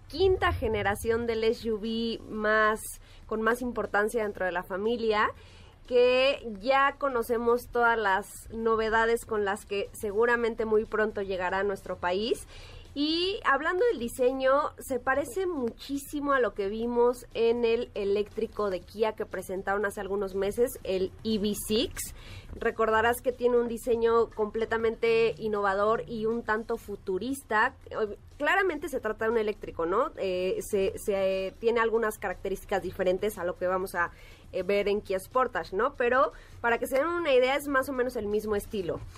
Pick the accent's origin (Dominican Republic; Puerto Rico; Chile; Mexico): Mexico